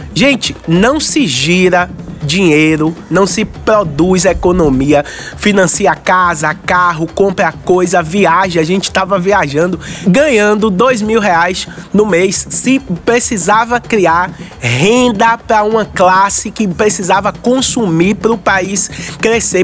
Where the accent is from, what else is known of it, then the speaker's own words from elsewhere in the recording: Salvador, Bahia, Brazil; Eu sou daqui, do Curuzu, da Liberdade. Morei aqui do lado muitos e muitos anos